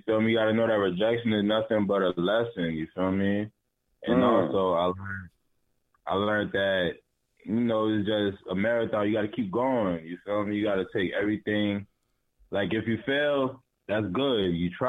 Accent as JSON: {"language": "English", "town": "Harleyville", "region": "South Carolina", "country": "United States", "also_born_or_lived": "Brooklyn, New York", "said": "Nah, I'm from Harleyville, South Carolina. Small little town, you feel me? You probably, probably got like 1,500 population."}